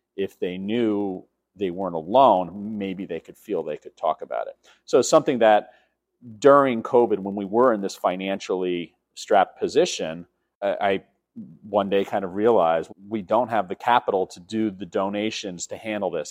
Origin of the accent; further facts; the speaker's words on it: New York City, New York, United States; born and raised in New York City